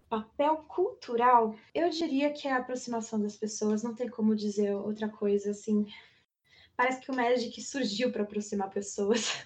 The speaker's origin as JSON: {"language": "Portuguese", "area": "near Campinas", "region": "interior of São Paulo state", "country": "Brazil", "tie": "born or raised there", "also_born_or_lived": "ABC Paulista, Greater São Paulo", "moved": "as an adult", "lives_now": "São Paulo, Brazil", "said": "Eu sou natural do ABC, Grande São Paulo, mas eu vivi minha vida inteira no interior paulista, próximo de Campinas"}